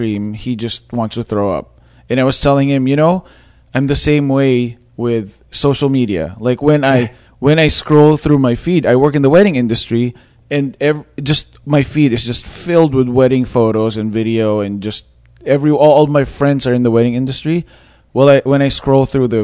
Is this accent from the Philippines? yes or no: yes; Philippines; I'm Filipino and I'm Asian